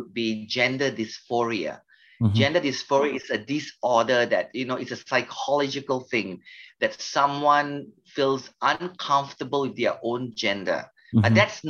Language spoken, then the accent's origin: English; Melaka, Malacca, Malaysia; I come from a state, we call it state, a city called Melaka. Melaka is a popular state in Malaysia.